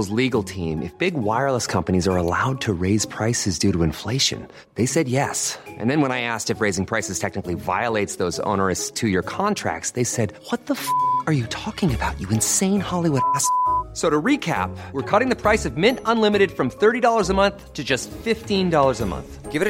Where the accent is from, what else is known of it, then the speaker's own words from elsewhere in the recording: Southern Germany, Germany; Also ich komme aus Süddeutschland